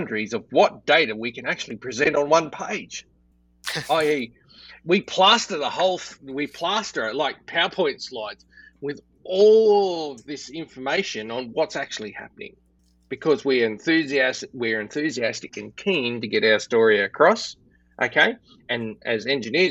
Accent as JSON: {"language": "English", "country": "Australia", "said": "I'm Australian"}